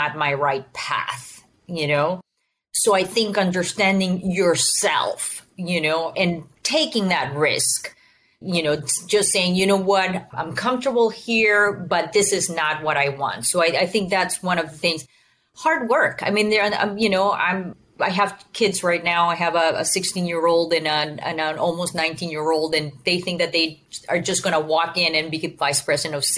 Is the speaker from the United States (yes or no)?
no; Venezuela; moved away; also born or lived in Houston area; I was born and raised in Venezuela. So I speak Spanish